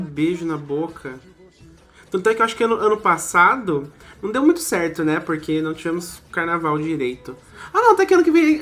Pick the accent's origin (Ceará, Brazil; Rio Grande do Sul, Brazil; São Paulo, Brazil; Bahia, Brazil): São Paulo, Brazil; Campos do Jordão; now in Manaus, Brazil; nasci em Campos do Jordão, interior de São Paulo